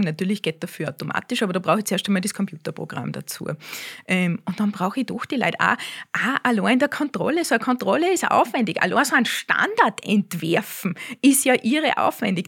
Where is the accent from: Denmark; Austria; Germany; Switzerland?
Austria; bei uns in Österreich